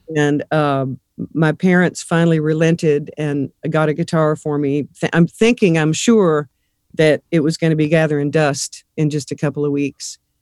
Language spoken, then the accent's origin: English; Abilene, Texas, United States; also born or lived in Nashville, Tennessee; now in Fort Wayne, United States; I was born in Abilene, Texas, west, west Texas